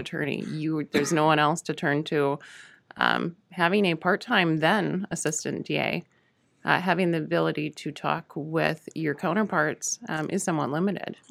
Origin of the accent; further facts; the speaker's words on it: Hayward, Wisconsin, United States; also born or lived in Spooner, Wisconsin / Shell Lake, Wisconsin; the family moved up to Hayward. I finished high school up there